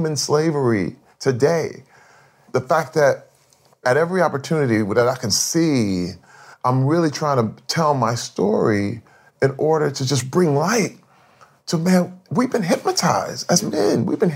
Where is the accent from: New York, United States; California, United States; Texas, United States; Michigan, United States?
Michigan, United States; Flint; I grew up in Flint, Michigan.